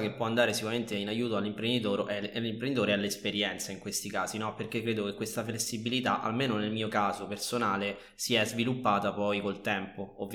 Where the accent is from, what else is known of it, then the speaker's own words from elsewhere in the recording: Rome, Lazio, Italy; non sono storico, ma sono romano.